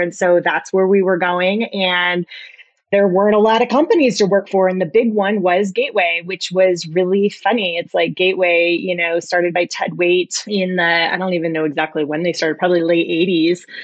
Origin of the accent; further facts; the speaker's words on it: Iowa, United States; I always wanted to go to the University of Iowa. I was from Iowa and that's really the only place I looked